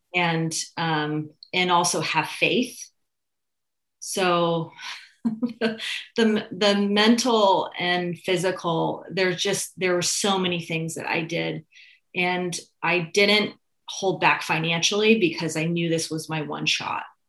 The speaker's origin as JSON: {"language": "English", "town": "Santa Rosa", "region": "California", "country": "United States", "tie": "born or raised there", "also_born_or_lived": "Petaluma", "said": "I grew up in Santa Rosa."}